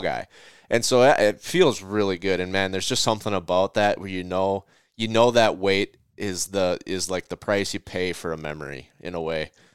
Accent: Minnesota, United States; my hometown of, of, or home state of Minnesota

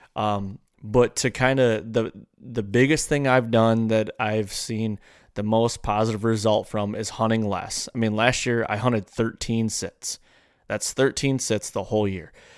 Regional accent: Michigan, United States; I grew up in Michigan.

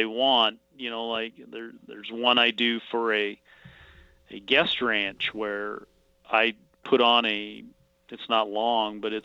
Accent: Missoula, Montana, United States; now in Kalispell, United States; I grew up in Missoula, Montana, and then I've been in Kalispell since 1987.

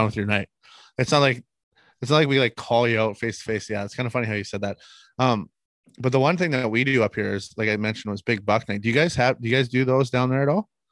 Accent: Manitoba, Canada; we're from Manitoba. Uh, I live in the western part of Manitoba, uh, in a town or a city called Brandon

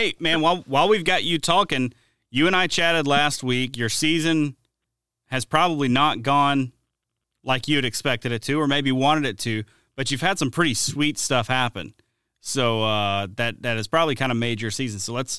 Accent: Alabama, United States; growing up in Alabama

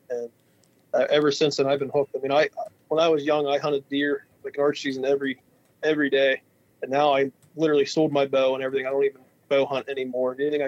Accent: Pennsylvania, United States; We're from Western Pennsylvania, and we haul logs for a living. That's a pretty booming business in this part of Western Pennsylvania.

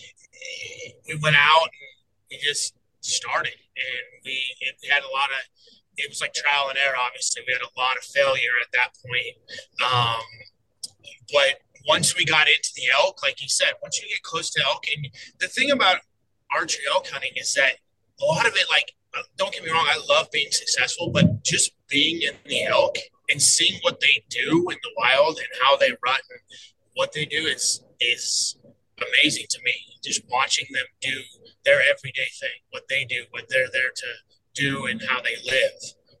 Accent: Colorado, United States; also born or lived in Cheyenne, Wyoming; I moved here when I was 6 to Colorado, and I actually just grew up around hunting

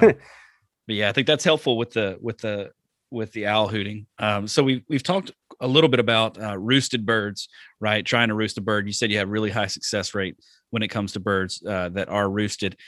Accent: Alabama, United States; also born or lived in the South; now in Wisconsin, United States; I'm from Alabama

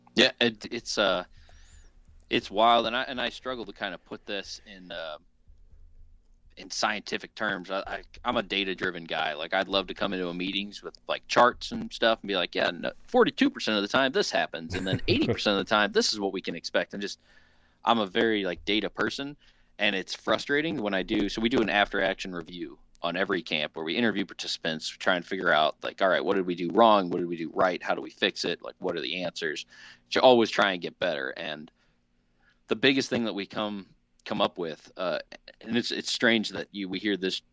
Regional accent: Southern Illinois, United States; Access the Wild out of actually my hometown of uh, Southern Illinois

